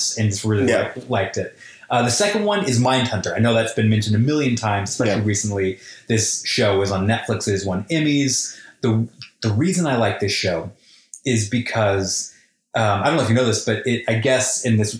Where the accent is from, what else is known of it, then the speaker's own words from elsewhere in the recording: Colorado, United States; my hometown in Colorado